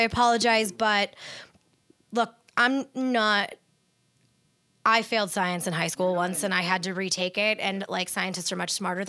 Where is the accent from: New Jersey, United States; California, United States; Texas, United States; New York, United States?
California, United States; Northern; also born or lived in Orange County, California; I grew up in Northern California. I lived for 10 years in Southern California